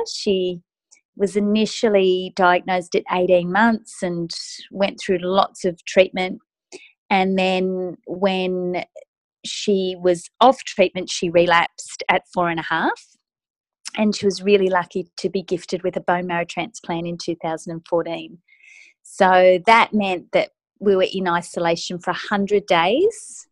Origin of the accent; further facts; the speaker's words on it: Sydney, New South Wales, Australia; I'm from Sydney, Australia.